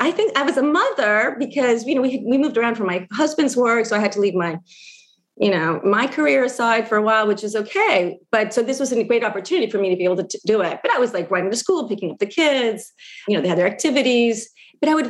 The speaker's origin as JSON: {"language": "English", "country": "Argentina", "tie": "born or raised there", "said": "And I think because we grew up in Argentina, and those of us who grew up outside of Argentina as well, with the silence around it"}